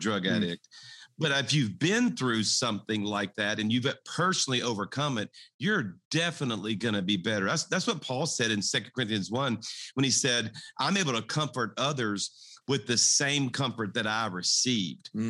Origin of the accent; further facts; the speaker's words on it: South Louisiana, United States; I was raised in South Louisiana. I'm a Cajun